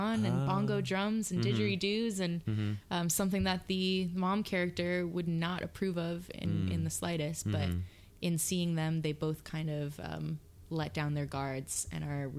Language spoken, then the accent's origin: English; Huelo, Hawaii, United States; also born or lived in Ewa Beach, Oahu / San Diego; I grew up in the North Shore of Maui in Huelo by Twin Falls